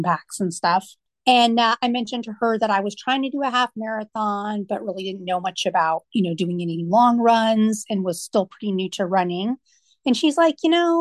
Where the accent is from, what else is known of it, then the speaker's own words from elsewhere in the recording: Washington, United States; moved away as an adult; also born or lived in Myrtle Beach, South Carolina; now in Virginia Beach, United States; I grew up in Washington State and then lived there for a number of years